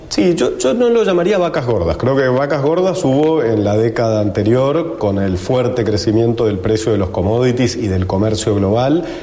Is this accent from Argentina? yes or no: yes; Argentina; los argentinos y los latinoamericanos estamos preparados